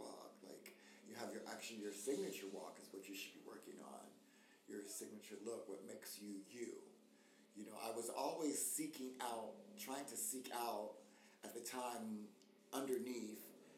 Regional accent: United States; moved away as an adult; also born or lived in South Africa / London / New York City; being black American

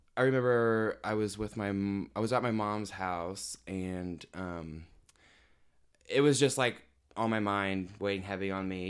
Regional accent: Evansville, Indiana, United States; I'm from Evansville, Indiana. Um, I grew up there and I'm still living there

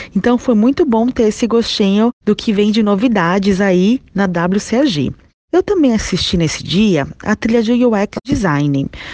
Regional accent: São Paulo, Brazil; eu sou de São Paulo

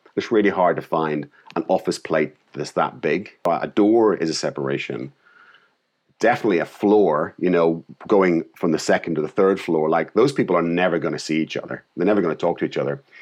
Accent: Northern Ireland, United Kingdom; moved away; I came from Ireland, Northern Ireland

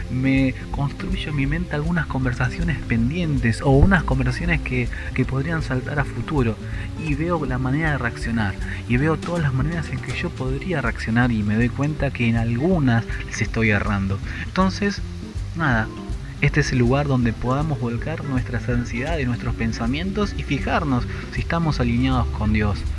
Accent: Buenos Aires Province, Argentina; Soy de Argentina, la provincia de Buenos Aires y tengo 35 años.

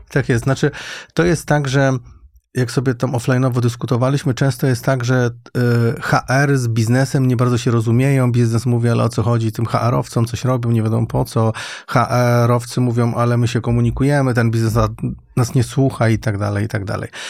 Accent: Świętokrzyskie Voivodeship, Poland; moved away as an adult; also born or lived in Łódź; Ja nie pochodzę z Łodzi, pochodzę ze Świętokrzyskiego, ale w Łodzi studiowałem

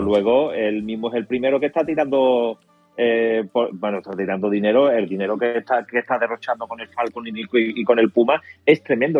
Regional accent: Spain; lo que nos cuesta a los españoles

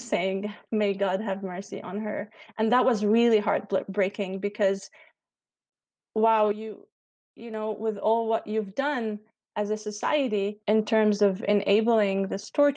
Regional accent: Lebanon; I come from Lebanon

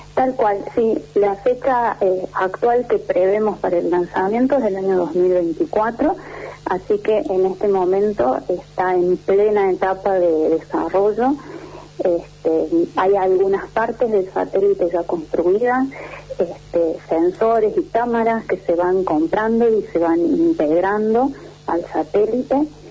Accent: Córdoba, Argentina; soy cordobesa

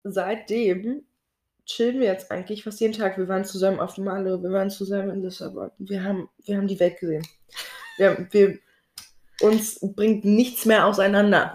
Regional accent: Berlin, Germany; ich wurde hier in Berlin geboren und habe auch Berlin tatsächlich, glaube ich, nie verlassen

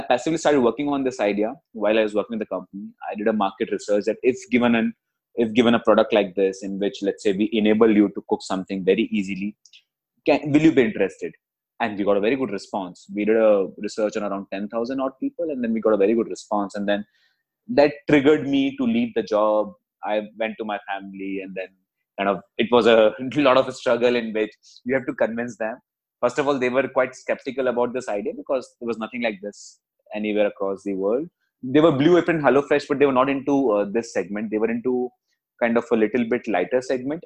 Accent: Jaipur, Rajasthan, India; moved away as an adult; also born or lived in Gurgaon; I was born and brought up in Jaipur, and for the past 22 years, I was staying in Jaipur

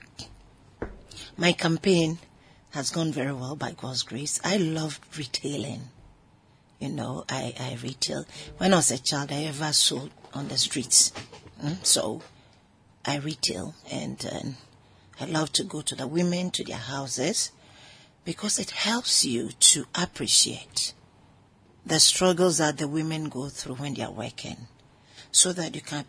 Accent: Ghana; I'm a Ghanaian woman

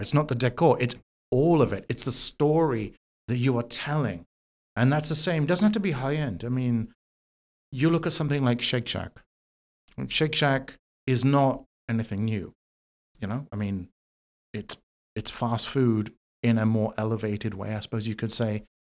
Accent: London, United Kingdom; moved away as an adult; now in New York City, United States; I am originally from London, from the U K. Um, I grew up there

